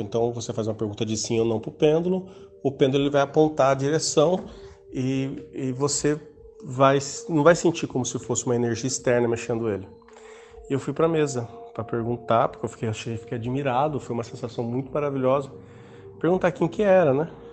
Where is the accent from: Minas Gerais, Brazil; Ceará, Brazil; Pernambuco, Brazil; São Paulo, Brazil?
São Paulo, Brazil; Mogi Mirim; sou do interior de São Paulo, Mojimirim